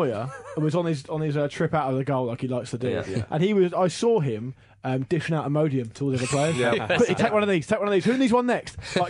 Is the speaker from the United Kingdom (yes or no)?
yes; England, United Kingdom; as an Englishman